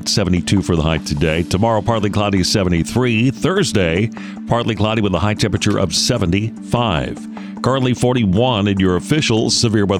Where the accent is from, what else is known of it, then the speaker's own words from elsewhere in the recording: Michigan, United States; now in Houston, United States; growing up in Michigan